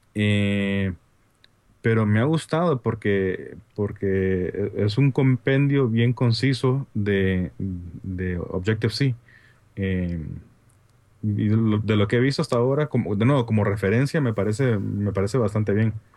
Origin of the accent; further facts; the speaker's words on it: Honduras; accent: Honduran; mi acento hondureño